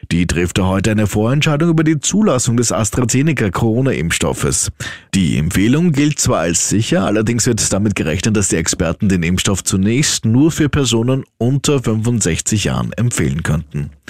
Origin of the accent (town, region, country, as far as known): Austria